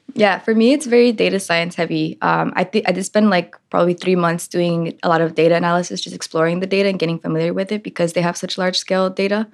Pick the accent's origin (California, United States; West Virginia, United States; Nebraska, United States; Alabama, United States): California, United States; Richmond; also born or lived in Liberia; I grew up in East Bay in Richmond, California